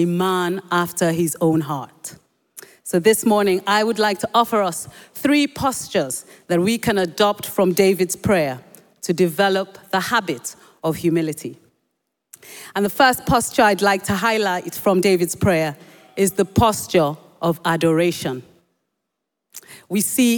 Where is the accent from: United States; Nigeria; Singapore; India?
Nigeria; first language Yoruba; English is a second language; when I was young, growing up in Nigeria